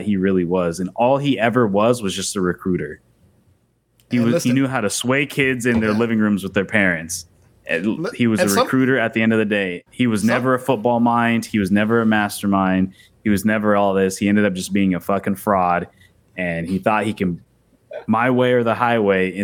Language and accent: English; Jacksonville, Florida, United States; growing up in Jacksonville and like being around diehard Gator fans and basically being in Gator country